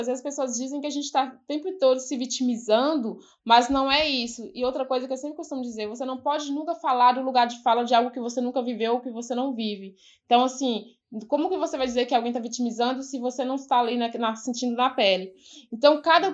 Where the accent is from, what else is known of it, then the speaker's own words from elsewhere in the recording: Ouro Verde de Minas, Minas Gerais, Brazil; also born or lived in São Paulo; eu nasci e cresci aqui no Quilombo